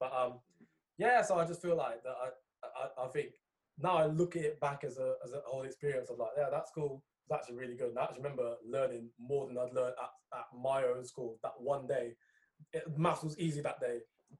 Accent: Discovery Bay, Saint Ann, Jamaica; I'm from Discovery Bay, where my grandparents are from.

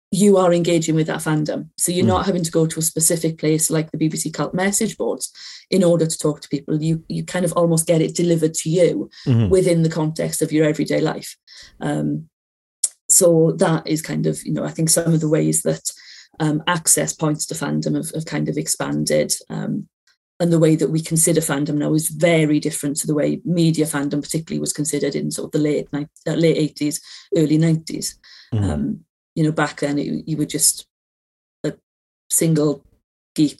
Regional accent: Aberdare, Wales, United Kingdom; I'm from Wales, I went to a school in Wales

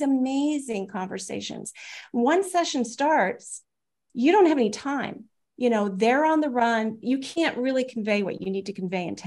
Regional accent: United States; I'm an American

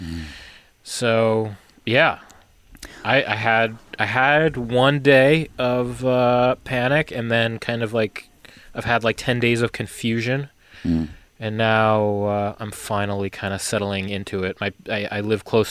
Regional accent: New York, United States; now in Seattle area, United States; being in New York, growing up in New York

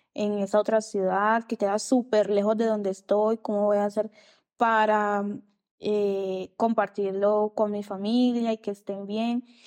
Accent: Riohacha, La Guajira, Colombia; moved away as an adult; irme de la ciudad donde nací crecí, que es en Rihuacha, en La Guajira

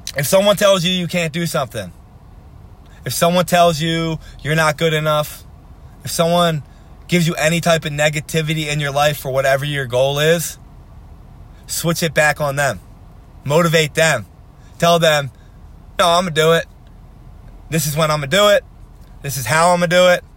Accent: Philadelphia, Pennsylvania, United States; I'm from Philadelphia

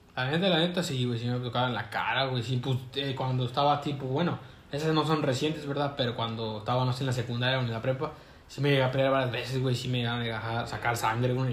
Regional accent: Mexico; Somos mexicanos

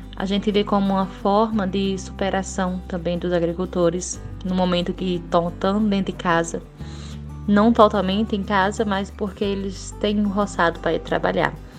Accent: Triunfo, Pernambuco, Brazil; sou de Triunfo

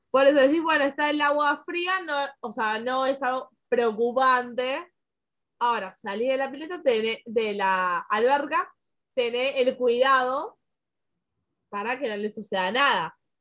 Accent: Argentina; acá en mi país

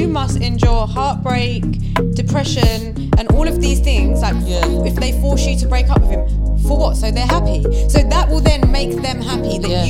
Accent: India; I'm Indian.

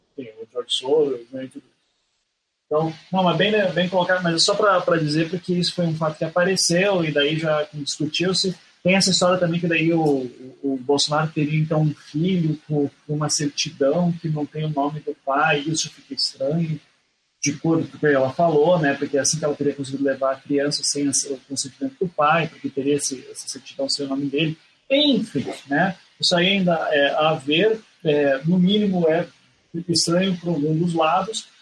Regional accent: Curitiba, Paraná, Brazil; eu sou de Curitiba

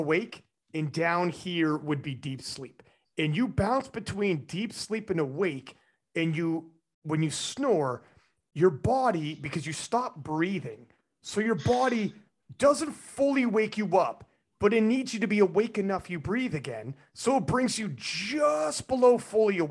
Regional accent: Canada; I'm Canadian

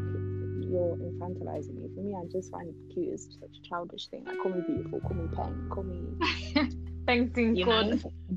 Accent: United Kingdom; growing up in Europe, anyway, but I can only speak for like the UK

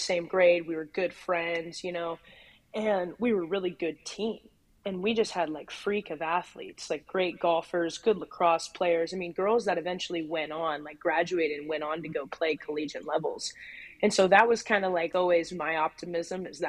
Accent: Lake Oswego, Oregon, United States; also born or lived in California; I basically grew up in Lake Oswego.

